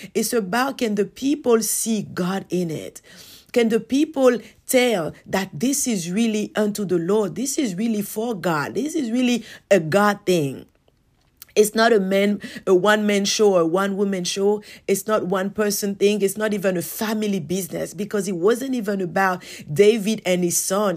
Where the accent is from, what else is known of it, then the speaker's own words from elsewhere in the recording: Côte d’Ivoire; moved away; back to my hometown in the Ivory Coast